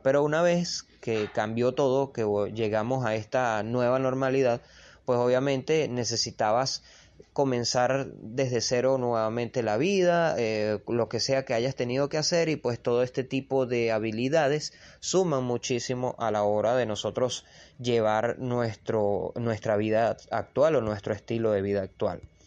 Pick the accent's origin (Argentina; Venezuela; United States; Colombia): Venezuela; yo soy de Venezuela.